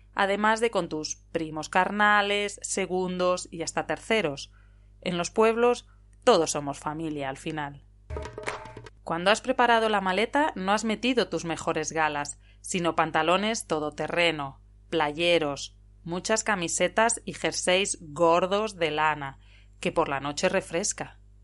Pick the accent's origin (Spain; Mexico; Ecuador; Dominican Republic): Spain; also born or lived in León province (family village); now in Italy; una profesora española en Italia